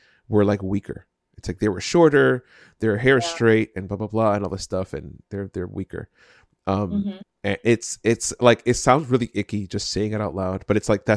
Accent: Union City, New Jersey, United States; I grew up in Union City. It's right across from New York City

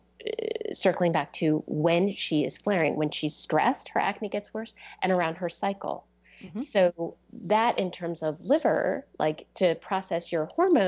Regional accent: East Coast, United States; moved away as an adult; now in Seattle area, United States; I grew up on the East Coast

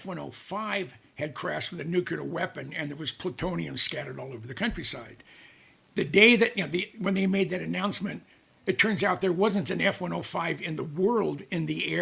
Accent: Mountain View, California, United States; I grew up in the Mountain View, Los Altos area, the Bay Area

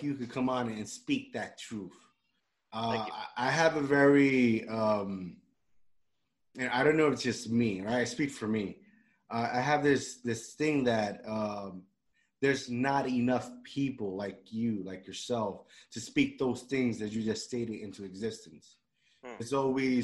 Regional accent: Puerto Rico; moved away; I grew up in Puerto Rico

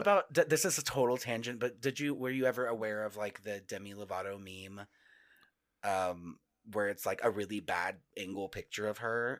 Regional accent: Northwest Texas, United States; moved away as an adult; also born or lived in New York; now in Denver, United States; I grew up, I grew up in Northwest Texas where we did get snow

